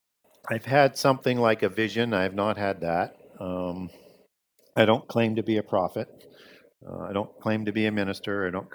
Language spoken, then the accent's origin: English; Saskatchewan, Canada; I grew up in Northern Saskatchewan